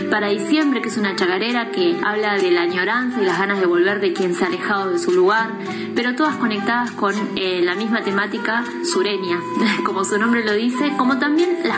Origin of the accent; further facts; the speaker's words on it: Río Negro, Argentina; soy de Río Negro, soy cantautora.